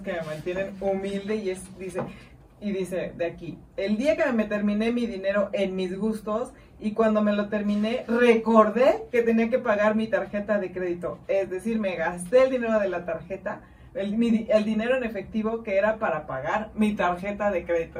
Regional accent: Mexico; como buen mexicano

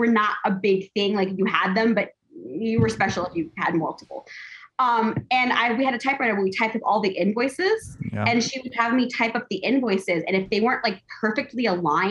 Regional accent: Los Angeles, California, United States; I'm an LA native. I'm a Los Angeles native. Like I'm one of the few people that was born and raised in California.

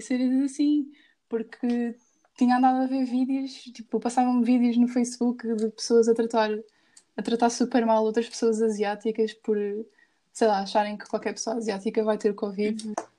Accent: Portugal; sou luso-filipina, filha de pai português e mãe filipina e nascida em Portugal

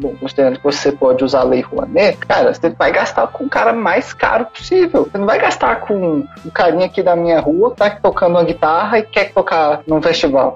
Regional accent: Brasília, Federal District, Brazil; eu sou de Brasília.

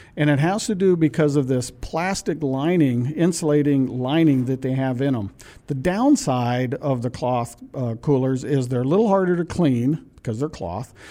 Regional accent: Pacific Northwest, United States; moved away; I'm from the Pacific Northwest

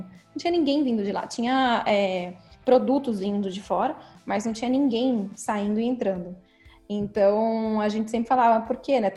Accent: São Paulo, Brazil; now in Sacramento, United States; Eu sou de São Paulo, né?

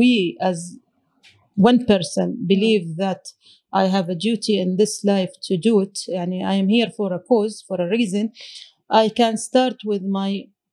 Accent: Oman; I'm from Oman

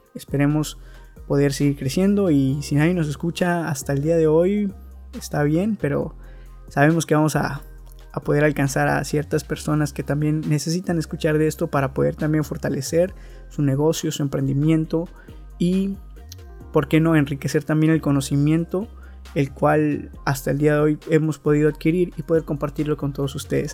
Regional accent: Veracruz, Mexico; soy de Veracruz, México.

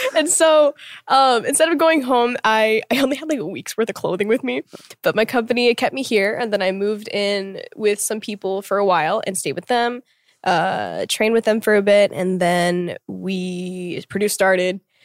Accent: Tulsa, Oklahoma, United States; moved away as an adult; now in Seoul, South Korea; being born and raised there for 21 years

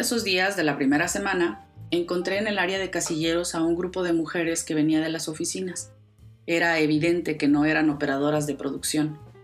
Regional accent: Ciudad Juárez, Chihuahua, Mexico; Yo crecí en Ciudad Juárez, en México

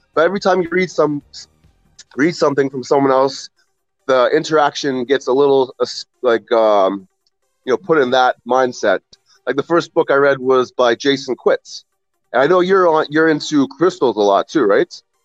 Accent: Ontario, Canada; I'm from Ontario, Canada. Um, a little suburb close to Toronto

